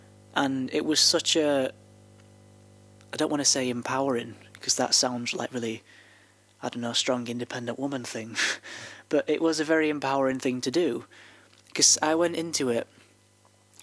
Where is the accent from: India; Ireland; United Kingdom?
United Kingdom; the north of England; accent: broadly northern; you can hear my accent now, and I'm still pretty broadly northern.